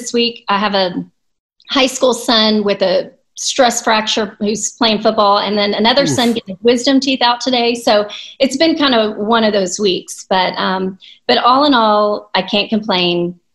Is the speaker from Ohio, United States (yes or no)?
no; Houston, Texas, United States; I'm a native Houstonian, so maybe that's why I love it, because it's home